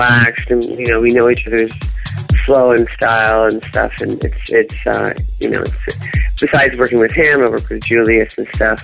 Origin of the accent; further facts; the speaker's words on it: Toronto, Ontario, Canada; now in New York, United States; my hometown is Toronto